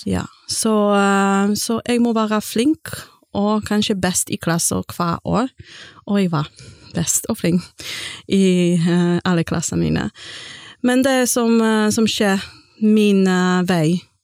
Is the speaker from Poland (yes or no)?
yes; Gdańsk, Pomeranian Voivodeship, Poland; first language Polish; Norwegian is a second language; moved away as an adult; also born or lived in England; now in Stord, Norway; kommer fra Polen, og jeg kommer fra Gdansk-området, og jeg flyttet til Norge i 2006.